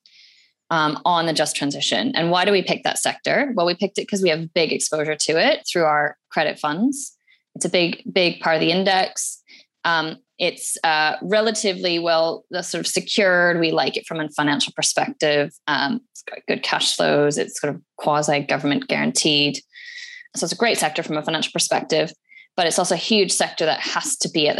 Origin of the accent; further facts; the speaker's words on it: Alberta, Canada; now in United Kingdom; I'm Canadian by birth. I grew up in Alberta, which is where the oil sands are.